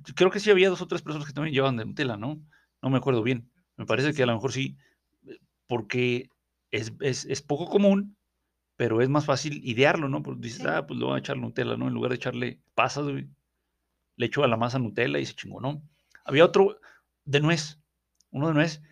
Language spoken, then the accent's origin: Spanish; Durango, Mexico; allá en mi ciudad de México, o sea, aquí donde estamos en, Victoria de, Durango